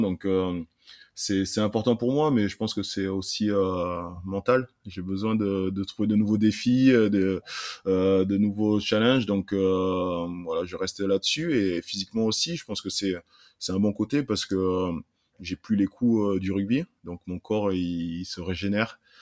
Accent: Saint-Jean-de-Cuculles, Occitania, France; also born or lived in Burkina Faso; Je suis arrivé en France à l'âge de 3 ans dans un petit village au nord de Montpellier qui s'appelle Saint-Jean de Cucul. Euh, j'ai grandi euh, là-bas

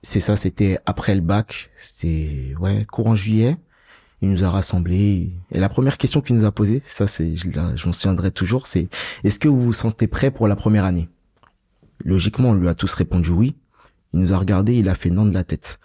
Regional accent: Bagneux, Île-de-France, France; also born or lived in Paris; je viens de Bagneux, j'ai grandi à Bagneux. Je suis né sur Paris, mais j'ai grandi à Bagneux

